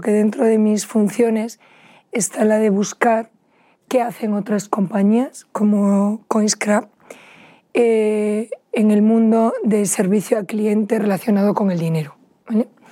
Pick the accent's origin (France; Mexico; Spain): Spain; Vigo, Galicia; los dos somos gallegos, desde Pontevedra, yo soy de Vigo